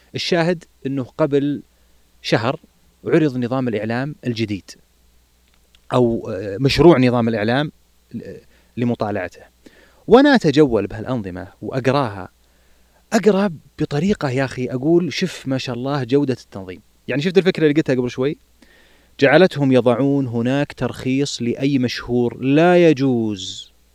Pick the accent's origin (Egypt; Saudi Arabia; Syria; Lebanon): Saudi Arabia